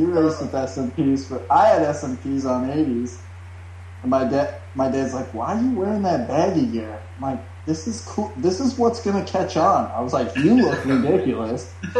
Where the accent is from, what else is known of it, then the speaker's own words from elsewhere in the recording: Rockford, Illinois, United States; Yeah, I'm originally from Rockford.